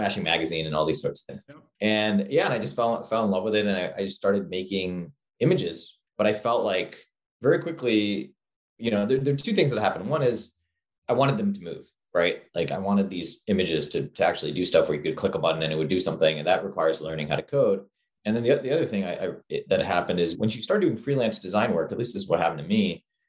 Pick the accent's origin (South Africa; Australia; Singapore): Singapore; also born or lived in New York; I grew up in Singapore. I was born in New York to immigrant parents from India, but then they kind of expatriated to Singapore